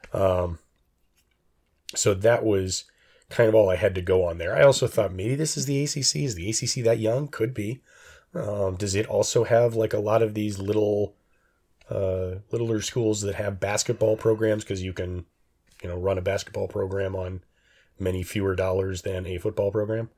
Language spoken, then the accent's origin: English; United States; I'm an American